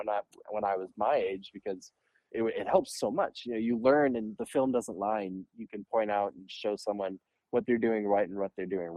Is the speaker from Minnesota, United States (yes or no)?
yes; Minneapolis, Minnesota, United States; I grew up in Uptown, ended up playing youth hockey in the Minneapolis program